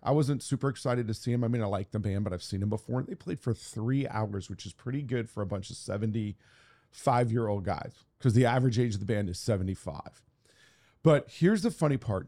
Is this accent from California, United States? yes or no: yes; Santa Monica, California, United States; Santa Monica is my hometown